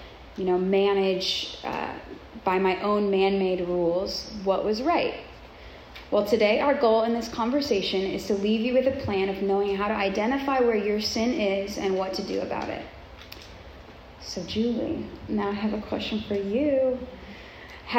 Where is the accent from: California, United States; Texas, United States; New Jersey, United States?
California, United States; Southern; I grew up in Southern California, which is known for Hollywood, beauty, fashion, all things like that.